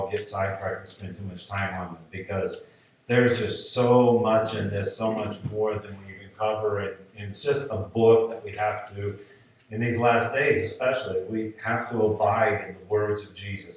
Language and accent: English; United States; I'm an American